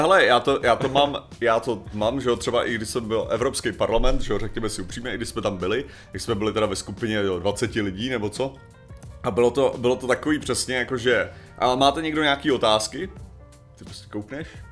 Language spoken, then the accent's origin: Czech; Czechia; my, jako konkrétně Češi